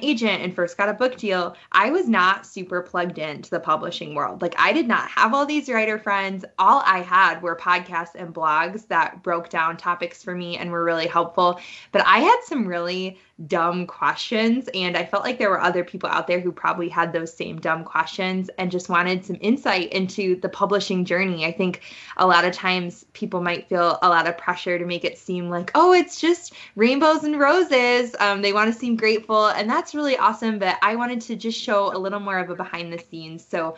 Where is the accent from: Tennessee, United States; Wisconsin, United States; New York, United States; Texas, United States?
Wisconsin, United States; Madison; also born or lived in Milwaukee suburbs, Wisconsin; Proud Wisconsin Badger is born and raised in Wisconsin. Man, I grew up in Madison